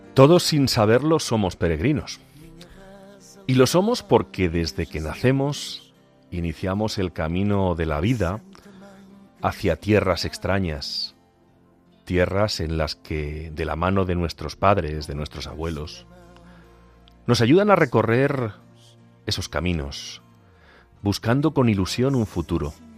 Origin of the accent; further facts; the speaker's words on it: Agudo, Castilla-La Mancha, Spain; moved away; en mi pueblo, en Agudo